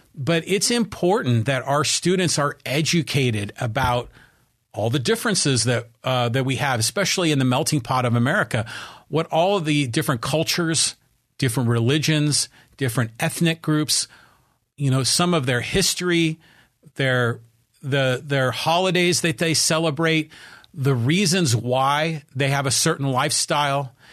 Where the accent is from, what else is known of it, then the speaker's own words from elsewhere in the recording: Poway, California, United States; here in my hometown of Poway, the city of Poway